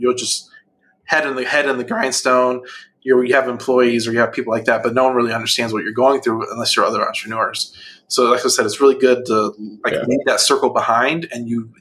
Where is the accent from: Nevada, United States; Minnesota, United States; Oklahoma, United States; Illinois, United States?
Illinois, United States; outside Chicago; moved away as an adult; also born or lived in Atlanta; I grew up outside Chicago